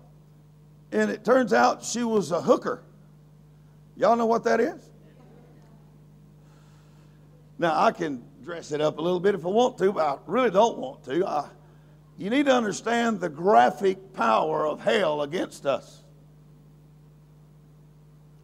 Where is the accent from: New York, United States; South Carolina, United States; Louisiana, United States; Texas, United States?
Louisiana, United States; I am a person from Louisiana